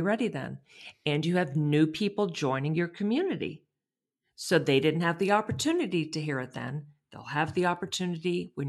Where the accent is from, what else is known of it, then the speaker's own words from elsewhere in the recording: Texas, United States; Me too.